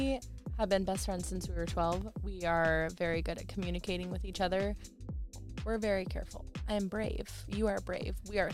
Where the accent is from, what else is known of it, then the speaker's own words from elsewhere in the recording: Florida, United States; let's not forget that we are from Florida.